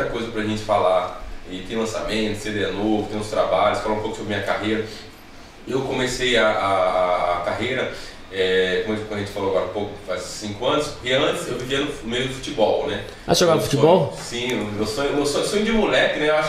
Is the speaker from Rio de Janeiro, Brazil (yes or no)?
no; Natal, Rio Grande do Norte, Brazil; accent: nordestino; also born or lived in São Paulo; É, eu passei minha infância em Natal, Rio Grande do Norte.